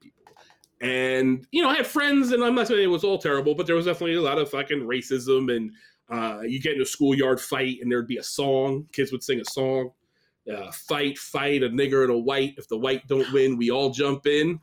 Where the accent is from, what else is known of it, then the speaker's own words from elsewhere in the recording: upstate New York, United States; also born or lived in Staten Island, New York; I was born in Staten Island but moved upstate New York